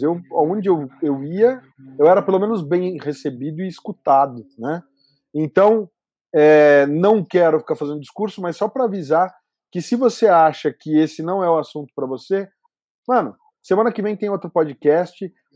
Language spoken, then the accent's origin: Portuguese; Brazil; como brasileiro